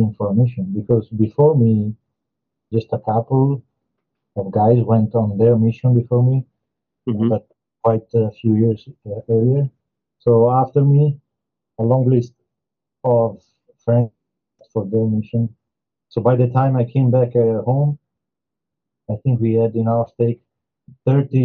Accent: Verona, Veneto, Italy; accent: Italian; English is a second language; moved away as an adult; also born or lived in Como, Italy; now in Rome, Italy; I ended up moving from Verona, which is my hometown

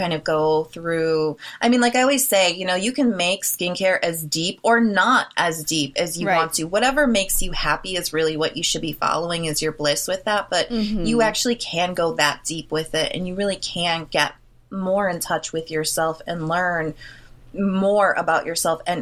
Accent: Milwaukee, Wisconsin, United States; I am from Milwaukee, Wisconsin, hometown to Jeffrey Dahmer

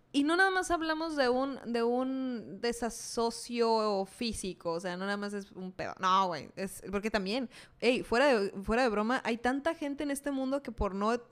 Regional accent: Mexico; nos pasa mucho como mexicanos

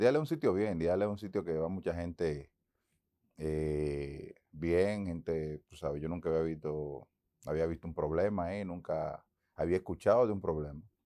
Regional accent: Santo Domingo, Dominican Republic; moved away as an adult; also born or lived in Boston, United States; en Santo Domingo, mi tierra, la que amo

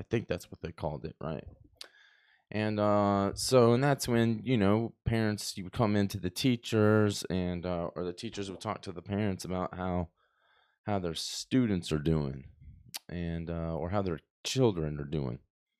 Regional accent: Texas, United States; We had this one French kid growing up in Texas that I went to school

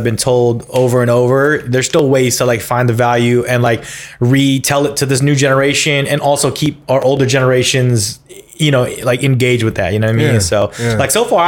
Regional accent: Union City, United States; my hometown Union City

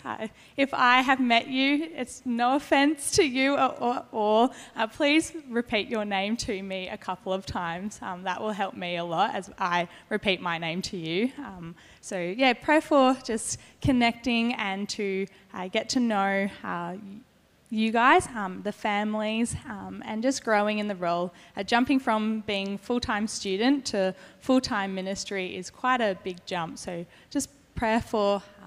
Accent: Avalon, New South Wales, Australia; I grew up in Avalon with my family, who half of them still live up there. So quite known to the beaches area

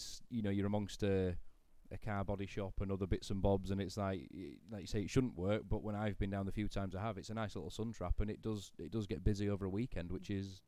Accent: Great Preston, Yorkshire and the Humber, United Kingdom; I grew up in Great Preston, which is a village in between all three.

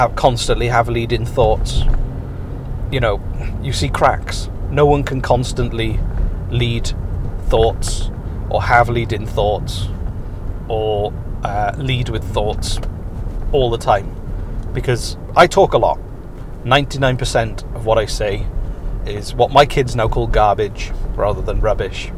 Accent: Wales, United Kingdom; moved away; I'm Welsh.

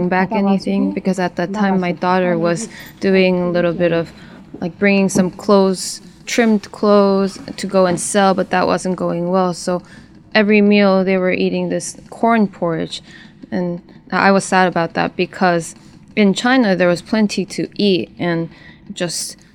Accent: North Korea; born or raised there; moved away as an adult

